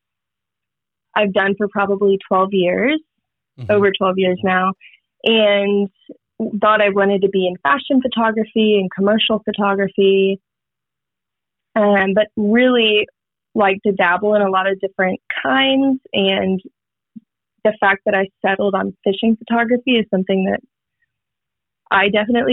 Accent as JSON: {"language": "English", "town": "Houston", "region": "Texas", "country": "United States", "tie": "born or raised there", "moved": "as an adult", "said": "I went off to college and I left Houston behind"}